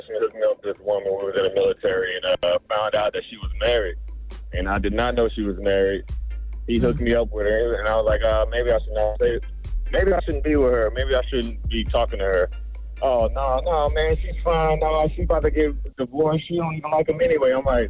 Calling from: Orlando, Florida, United States; I'm calling from Orlando, Florida.

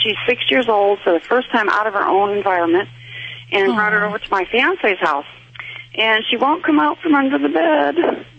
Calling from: Tennessee, United States

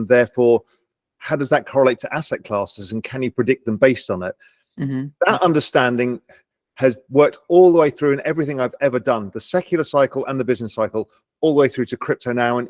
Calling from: Little Cayman, Cayman Islands; I'm in my house in Little Cayman, an island of 140 people in the middle of the Caribbean Sea.

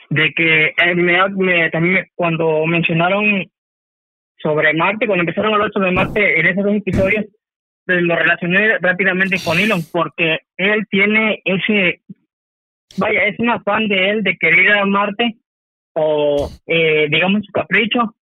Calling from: Zihuatanejo, Guerrero, Mexico; Eh, Salvador, hablo de Cihuatanejo.

